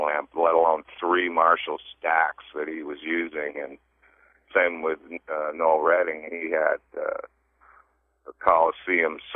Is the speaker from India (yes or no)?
no; Toronto, Ontario, Canada; moved away as an adult; also born or lived in North Bay, Ontario / Sudbury, Ontario / Ottawa / London, England; grew up in Toronto, and then my family, because of my dad's work, we moved around a little bit up to some of these northern Ontario towns like North Bay and Sudbury